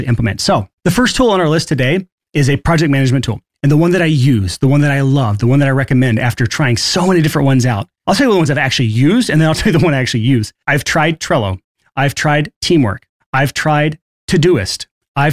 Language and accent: English; Alabama, United States; I'm from Alabama, so this is kind of the same mindset I grew up